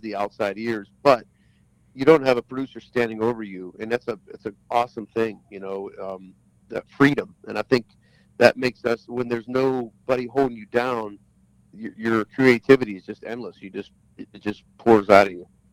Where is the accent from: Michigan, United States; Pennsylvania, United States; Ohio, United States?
Pennsylvania, United States; Pittsburgh; moved away; "Where are you from again?" I go, "Pittsburgh."